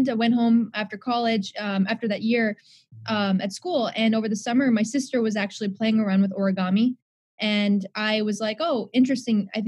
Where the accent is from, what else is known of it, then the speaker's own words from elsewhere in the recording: India; So number one, daughter of two doctors. I'm Indian.